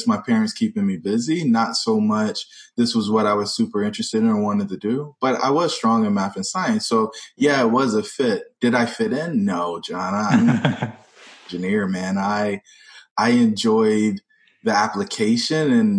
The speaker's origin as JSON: {"language": "English", "region": "North Carolina", "country": "United States", "tie": "born or raised there", "said": "I grew up in North Carolina"}